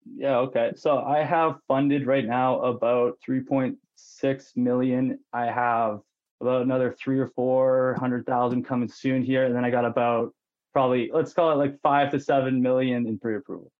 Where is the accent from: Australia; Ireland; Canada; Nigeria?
Canada; Penticton, British Columbia; born or raised there; also born or lived in Lower Mainland, British Columbia